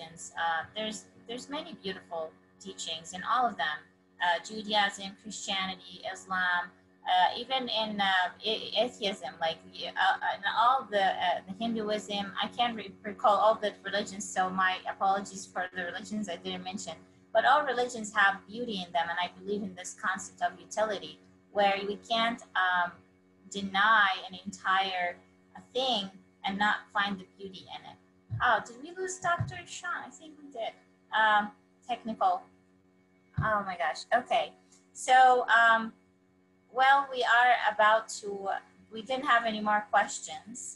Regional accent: Palestine; I'm from Palestine

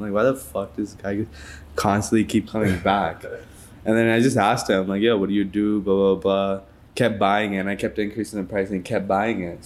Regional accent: Toronto, Ontario, Canada; I'm from Toronto

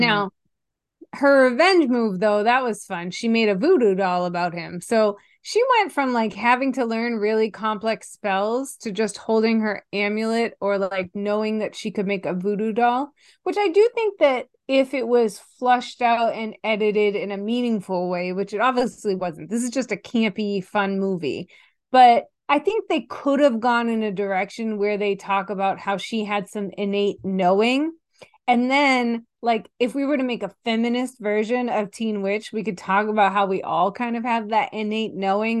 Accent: Stoughton, Massachusetts, United States; I'm from Stoughton, Massachusetts originally

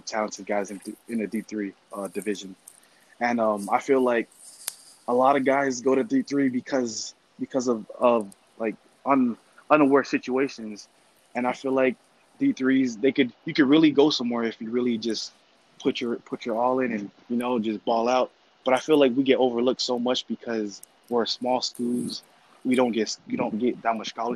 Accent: Hawaii, United States; moved away as an adult; now in Dubuque, United States; I was raised on Hawaii food all my life.

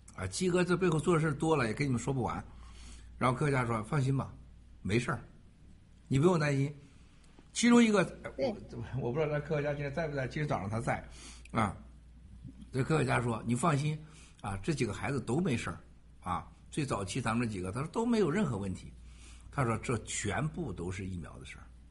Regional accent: Shandong, China; moved away; 山东我老家

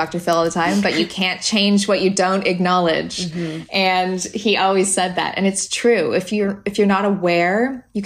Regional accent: Canada; moved away; And I'm Canadian, obviously. So I grew up in the woods

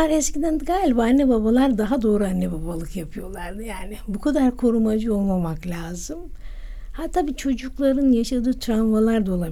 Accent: Trabzon, Turkey; also born or lived in Giresun; Trabzon yılları? Ha, güzel, güzel. Biz on kardeşiz. Babam devlet memuru, annem ev kadını. Ee, köyde doğdum.

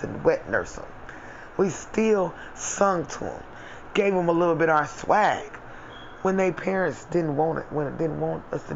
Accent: United States; I'm African American

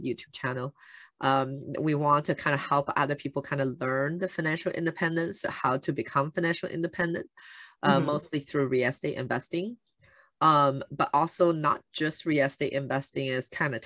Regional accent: Shanghai, China; moved away; I grew up in China

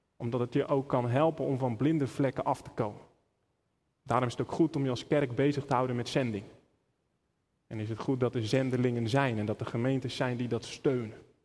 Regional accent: Netherlands; we als Nederlanders

